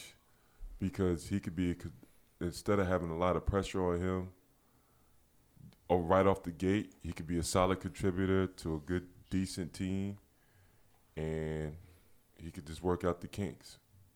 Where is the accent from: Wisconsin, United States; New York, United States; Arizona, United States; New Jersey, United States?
New York, United States; As a New Yorker